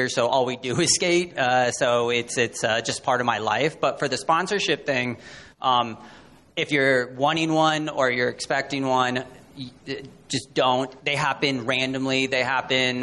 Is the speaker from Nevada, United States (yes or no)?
yes; Las Vegas, Nevada, United States; I'm from Las Vegas